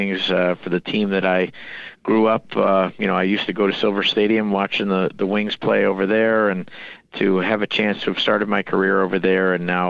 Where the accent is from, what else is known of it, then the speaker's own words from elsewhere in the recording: Rochester, New York, United States; work for my hometown team